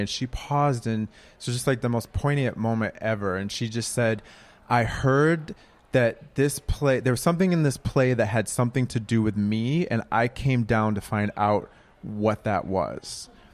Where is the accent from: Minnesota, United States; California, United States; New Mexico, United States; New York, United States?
Minnesota, United States; Minneapolis; now in Brooklyn, United States; I'm from Minneapolis